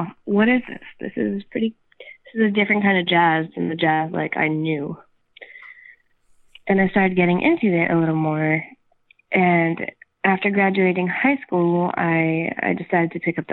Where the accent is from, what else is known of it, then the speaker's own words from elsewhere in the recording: Jerusalem, Jerusalem District, Israel; moved away as an adult; now in New York, United States; I grew up in Jerusalem